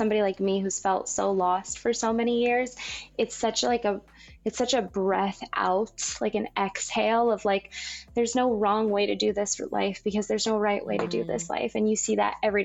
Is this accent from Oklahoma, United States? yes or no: no; Las Vegas, Nevada, United States; also born or lived in Southern California; now in Los Angeles, United States; I grew up in Las Vegas